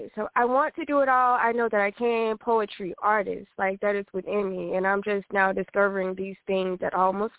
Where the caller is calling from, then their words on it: Los Angeles, California, United States; I am calling from Los Angeles.